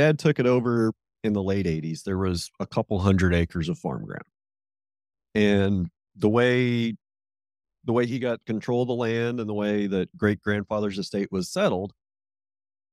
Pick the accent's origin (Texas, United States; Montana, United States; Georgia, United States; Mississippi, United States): Montana, United States; Southeast; born or raised there